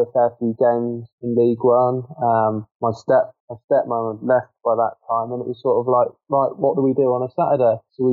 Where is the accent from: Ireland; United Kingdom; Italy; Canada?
United Kingdom; Bath, South West England; I grew up near Bath, which is about an hour and a quarter away from Southampton